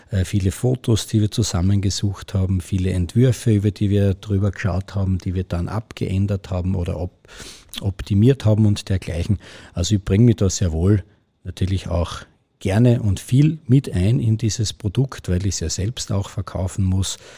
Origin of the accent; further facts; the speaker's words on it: Austria; bei uns in Österreich ist es ganz selbstverständlich, dass viele Leute irgendwo mal Dirndlkleid oder eine Lederhose im Kasten haben, weil es bei uns einfach wirklich ein, ein Stück halt Kultur ist, das zu uns dazugehört und das uns ausmacht.